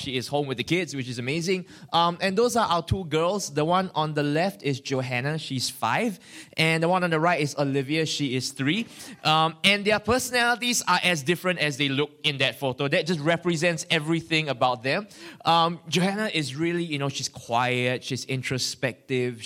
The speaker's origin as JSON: {"language": "English", "country": "Singapore", "said": "I'm from Singapore, from a church called Victory Family Center"}